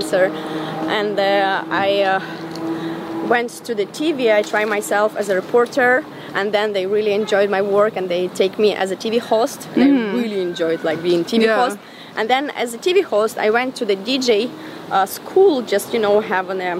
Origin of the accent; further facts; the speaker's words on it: Semenivka, Ukraine; moved away; I was born and raised in Ukraine.